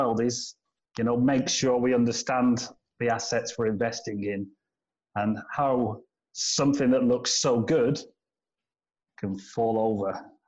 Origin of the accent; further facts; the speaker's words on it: United Kingdom; now in China; as a Brit moving to China, it's obviously very exciting